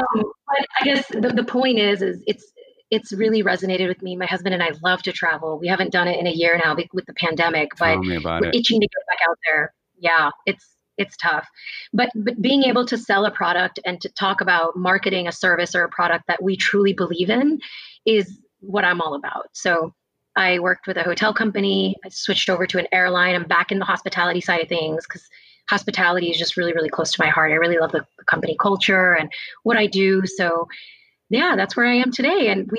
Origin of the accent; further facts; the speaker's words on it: Atlanta, Georgia, United States; Born and raised in the States, actually, in the South. And, you know, I grew up in Atlanta, specifically in like the Johns Creek area. So a really prominent neighborhood